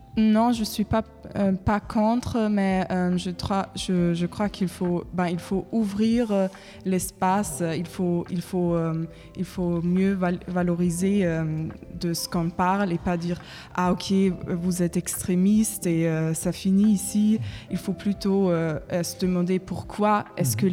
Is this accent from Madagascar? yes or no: no; Germany; French is a second language; moved away as an adult; now in Paris, France; je viens de l'Allemagne